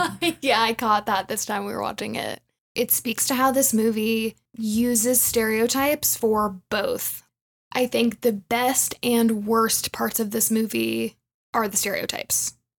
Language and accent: English; Atlanta, Georgia, United States; moved away as an adult; now in Denver, United States; I'm from Atlanta, and that's where I lived before I moved to Denver